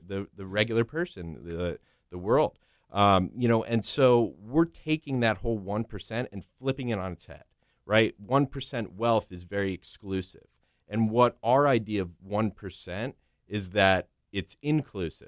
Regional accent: South Florida, United States; also born or lived in Northeast United States / Manhattan, New York; originally I was, I was born in the Northeast, but I was raised and, and grew up down here in South Florida.

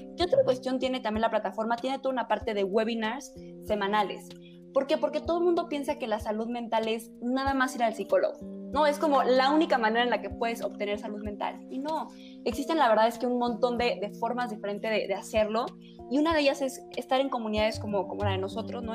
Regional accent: Chihuahua, Mexico; now in Mexico City, Mexico; yo soy de Chihuahua y de pronto me vine a México a vivir

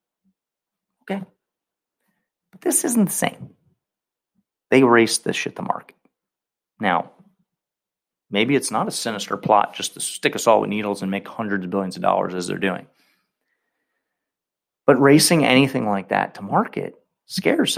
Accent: United States; I don't live in China. I don't live in Cuba. I'm an American

